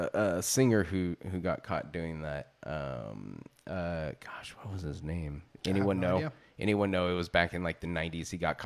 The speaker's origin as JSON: {"language": "English", "region": "California", "country": "United States", "moved": "yes", "said": "I am from the Bay Area originally, but I've been up here most of my life."}